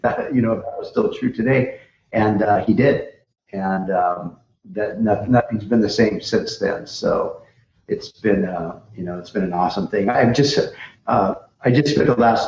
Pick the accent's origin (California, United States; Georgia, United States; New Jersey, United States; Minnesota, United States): California, United States; Orange County, Southern; I grew up in Southern California, Orange County, the whole, beach and surf scene